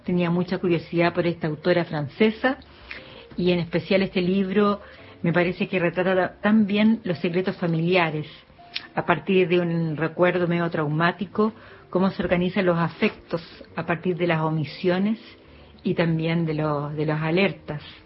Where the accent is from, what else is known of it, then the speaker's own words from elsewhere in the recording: Chile; soy escritora chilena